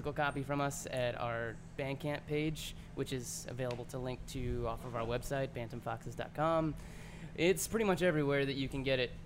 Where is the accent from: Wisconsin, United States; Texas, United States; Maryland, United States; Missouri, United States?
Missouri, United States; St. Louis; moved away as an adult; now in New Orleans, United States; I'm actually from St. Louis. I moved down here to go to Loyola with my brother, and I lived down here pretty much ever since. And we're all from Missouri